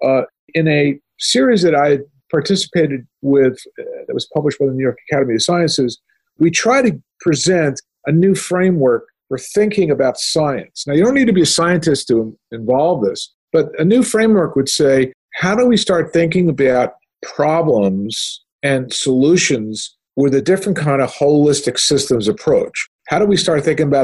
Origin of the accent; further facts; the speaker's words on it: Canada; as a Canadian, you know, I studied the Canadian healthcare system